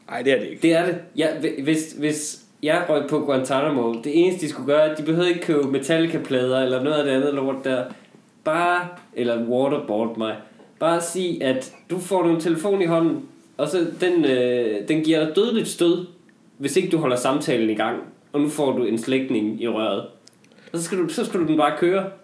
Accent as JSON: {"language": "Danish", "region": "Jutland", "country": "Denmark", "said": "jeg tror, da jeg var hjemme i øh, Jylland til jul, det siger måske meget om der, hvor jeg kommer fra, ja."}